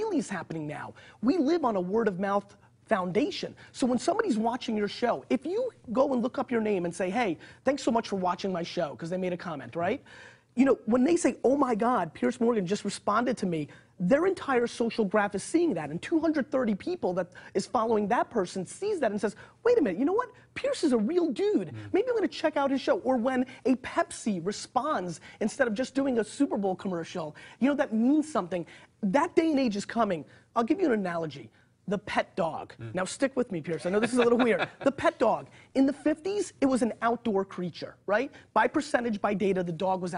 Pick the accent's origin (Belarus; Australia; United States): Belarus; moved away; I was born in Belarus, so I'm an immigrant.